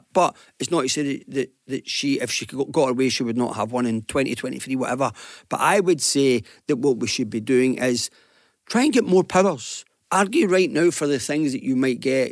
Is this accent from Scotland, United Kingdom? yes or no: yes; Glasgow, Scotland, United Kingdom; like all kids in the Gorbals